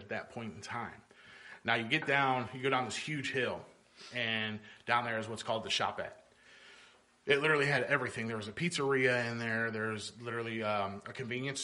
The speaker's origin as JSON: {"language": "English", "town": "North Highlands", "region": "California", "country": "United States", "tie": "born or raised there", "moved": "yes", "said": "I grew up in North Highlands, and that's where I first started playing soccer at."}